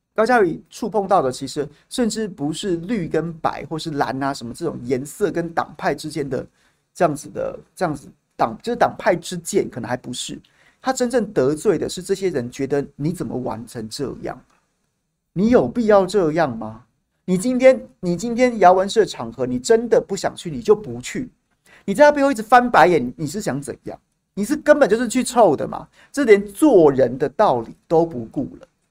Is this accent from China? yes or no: no; Taiwan; 我作为一个台湾人，作为一个纳税人